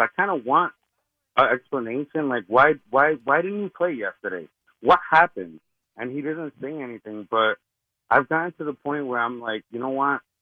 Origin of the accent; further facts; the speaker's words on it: Hoboken, New Jersey, United States; I'm from Hoboken